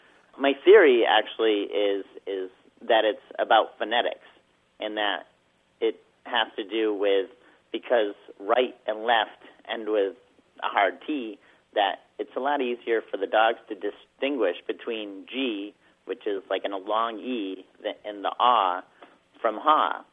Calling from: Jericho, Vermont, United States; I'm calling from Jericho, Vermont.

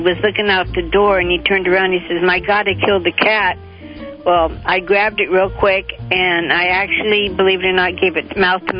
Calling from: Carson, California, United States; I'm calling from Carson, California.

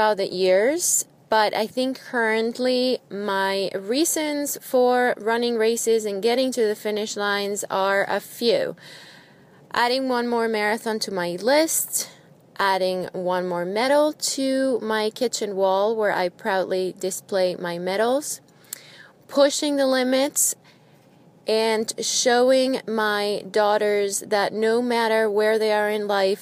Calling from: New Jersey, United States; I'm calling from New Jersey

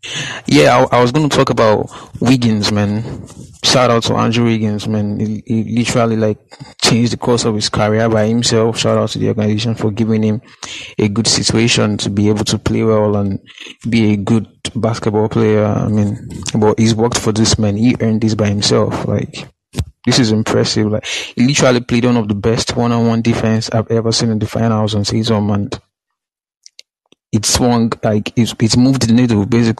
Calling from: Nigeria; I'm calling from Nigeria, actually. It's like 6 a.m. right here.

